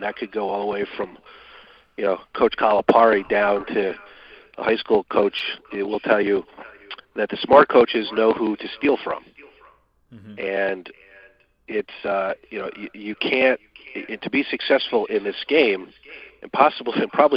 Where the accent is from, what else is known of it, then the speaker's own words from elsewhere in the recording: Michigan, United States; moved away; I'm originally from Michigan